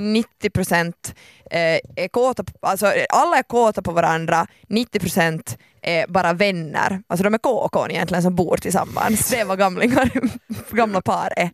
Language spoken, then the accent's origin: Swedish; Finland; jag är finlandssvensk